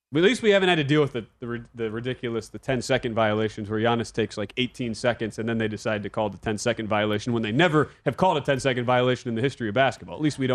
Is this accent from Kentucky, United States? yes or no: no; Milwaukee, Wisconsin, United States; I'm from Milwaukee.